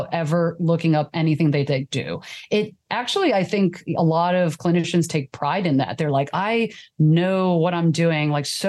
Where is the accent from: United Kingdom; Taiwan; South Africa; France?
Taiwan; now in United States; I immigrated from Taiwan